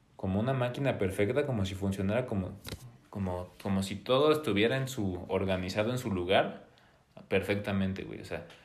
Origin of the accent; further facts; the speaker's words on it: Puebla, Mexico; also born or lived in Mexico City; vivimos en Puebla